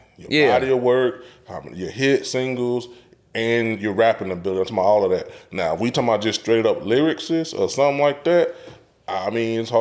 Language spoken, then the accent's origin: English; the South, United States; we're from the South